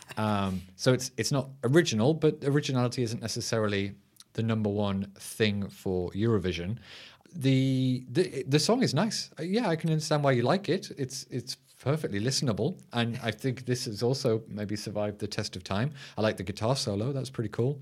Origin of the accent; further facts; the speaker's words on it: United Kingdom; as a Brit